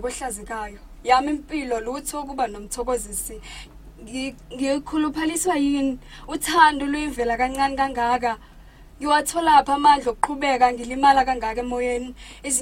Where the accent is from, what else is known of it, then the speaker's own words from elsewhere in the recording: South Africa; I come from Summer Paper Village. It's a very small place, still developing, of course.